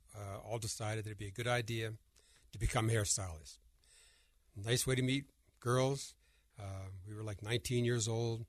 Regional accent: Princeton, New Jersey, United States; moved away; I was hired in my hometown of Princeton, New Jersey

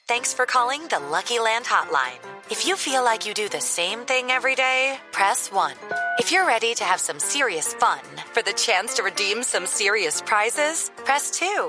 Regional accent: Cauca, Colombia; Yo soy del departamento del Cauca

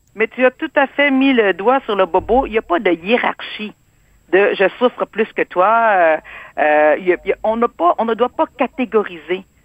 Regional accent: Quebec City, Quebec, Canada; also born or lived in Cambodia; Moi, je suis née au Cambodge. C'était le génocide. On a fui un pays et le Québec nous a accueillis.

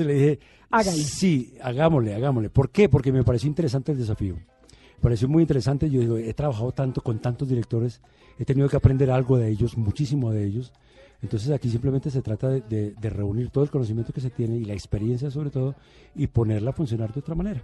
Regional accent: Medellín, Antioquia, Colombia; also born or lived in Bogotá; yo hice la primaria en Bogotá. Mi primaria fue en Bogotá, pero mi bachillerato fue en Medellín

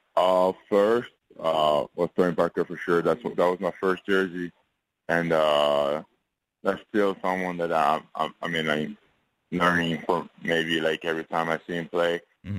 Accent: France; now in United States; I'm going back to France on Monday. Uh, staying staying in my hometown for a couple of days

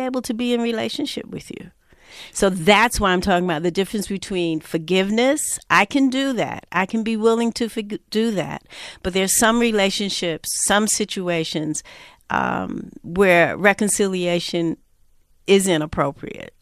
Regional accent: New York, United States; I'm from New York, born and raised

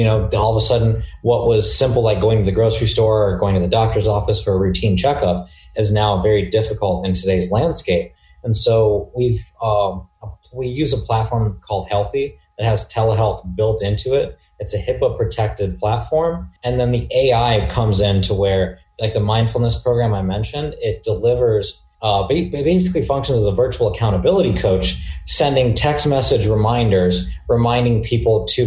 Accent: Dayton, Ohio, United States; now in Newport Beach, United States; I was born and raised in the small town of Dayton, Ohio, and I currently reside in Newport Beach, California

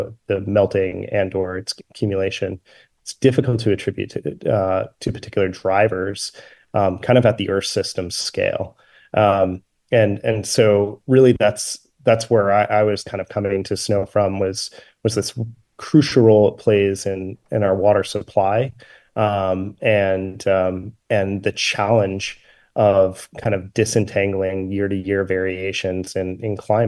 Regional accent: Vermont, United States; I grew up in Vermont. I grew up skiing.

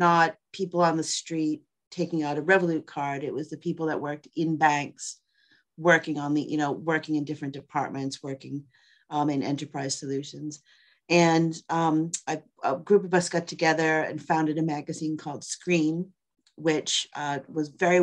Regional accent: Boston, Massachusetts, United States; moved away as an adult; also born or lived in New York; I grew up in Boston. I grew up in the suburb of Boston

